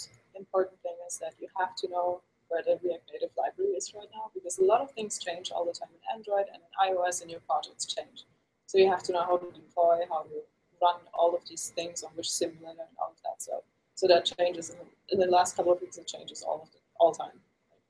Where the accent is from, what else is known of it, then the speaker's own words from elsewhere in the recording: Germany; So I'm originally from Germany.